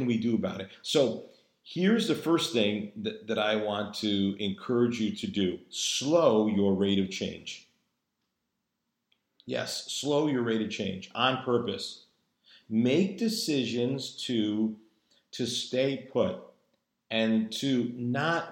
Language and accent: English; New England, United States; moved away; also born or lived in Virginia; both my wife and I being native New Englanders